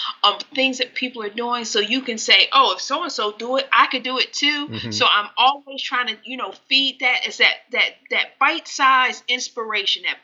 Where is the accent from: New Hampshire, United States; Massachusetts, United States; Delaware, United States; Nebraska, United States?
Delaware, United States; I grew up in Delaware